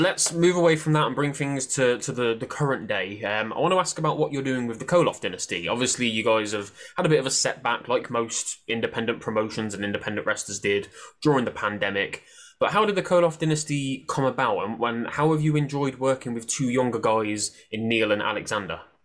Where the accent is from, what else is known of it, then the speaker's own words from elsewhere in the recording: Coventry, West Midlands, United Kingdom; I'm from Coventry, just just by Birmingham in the Midlands